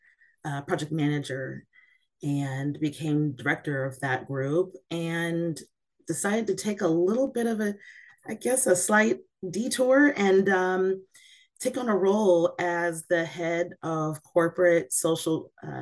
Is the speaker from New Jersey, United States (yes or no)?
no; Seattle, Washington, United States; also born or lived in East Coast; I am from Seattle, Washington